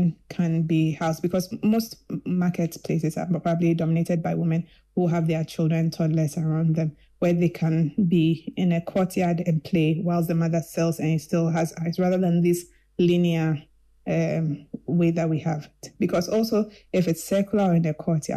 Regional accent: Kumasi, Ashanti, Ghana; I grew up in Kumasi

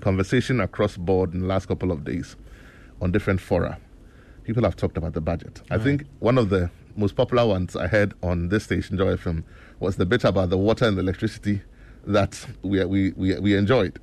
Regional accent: Ghana; everything that makes us Ghanaian

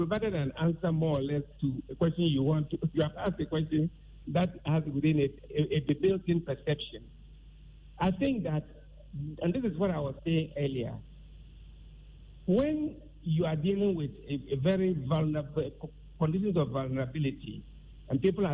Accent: Tamale, Northern Region, Ghana; I was born and raised in the North, and I always lived in Tamale.

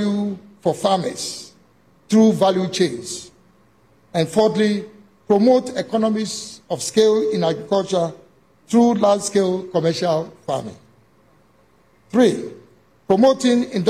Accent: Ghana

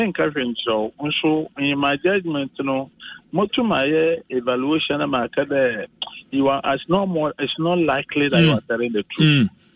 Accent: Ghana; as a Ghanaian and as a citizen

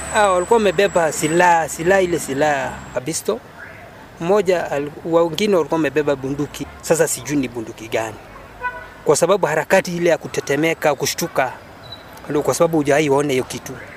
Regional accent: Kitale, Trans-Nzoia County, Kenya; mimi natoka Kitale

